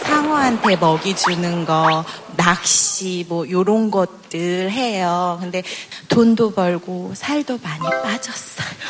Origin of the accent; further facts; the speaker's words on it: Jeju, South Korea; 제주도에서 왔어요